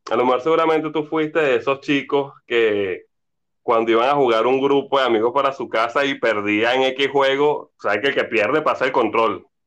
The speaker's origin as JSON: {"language": "Spanish", "country": "Venezuela"}